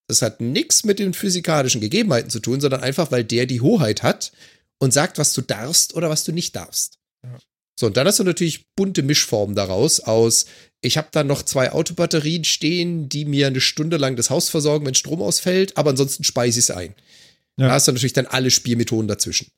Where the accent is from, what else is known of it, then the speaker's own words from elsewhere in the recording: Germany; now in Vancouver Island, Canada; als Deutscher